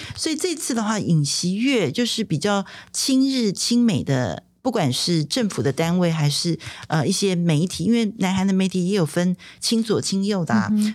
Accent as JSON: {"language": "Chinese", "country": "Taiwan", "said": "我们台湾人"}